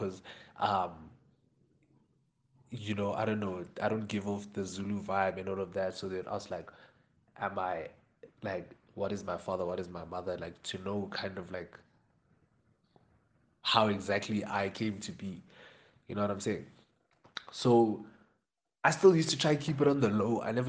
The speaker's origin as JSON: {"language": "English", "country": "Jamaica", "said": "he started mentioning the fact that I'm Jamaican to some people, right?"}